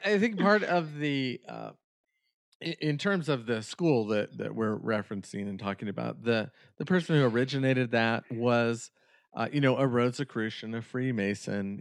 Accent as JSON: {"language": "English", "region": "Northern California", "country": "United States", "tie": "born or raised there", "said": "the area where I grew up in Northern California"}